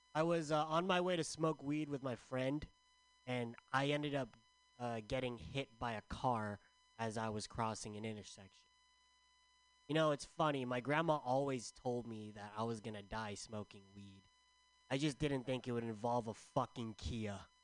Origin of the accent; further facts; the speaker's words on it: San Diego, California, United States; also born or lived in San Francisco; I'm from San Diego.